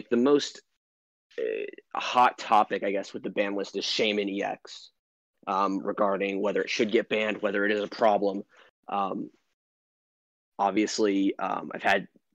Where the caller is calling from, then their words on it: Atlanta, Georgia, United States; I'm calling from Atlanta, Georgia